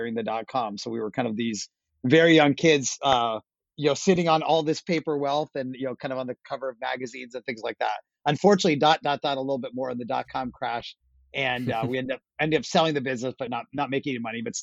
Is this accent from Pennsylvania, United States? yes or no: yes; Pittsburgh, Pennsylvania, United States; I grew up, not surprising, I grew up in Pittsburgh, Pennsylvania.